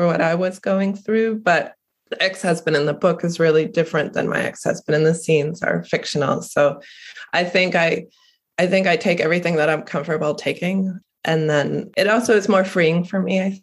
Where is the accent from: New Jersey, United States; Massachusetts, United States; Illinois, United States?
Massachusetts, United States; Cape Cod; I'm originally from Cape Cod.